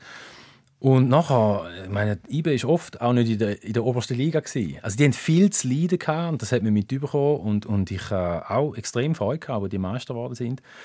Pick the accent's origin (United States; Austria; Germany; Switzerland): Switzerland; Thurgau; born or raised there